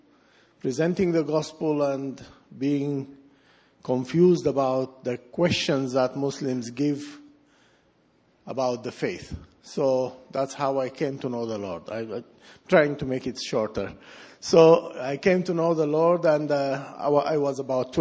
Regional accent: Sudan; moved away; I was born in Sudan

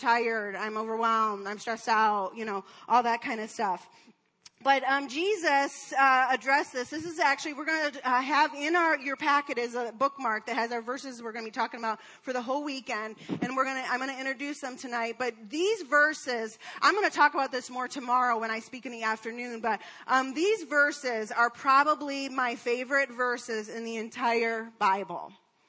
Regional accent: Detroit, Michigan, United States; I'm from Detroit

